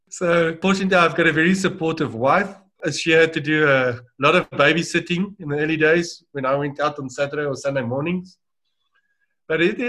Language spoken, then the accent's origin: English; Pretoria, Gauteng, South Africa; I grew up in Pretoria, schooled and university.